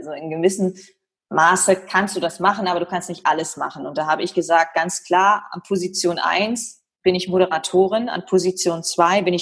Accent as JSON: {"language": "German", "region": "Lower Saxony", "country": "Germany", "said": "Ich komme, wie gesagt, aus Nähe Ostfriesland, bin 1985 geboren"}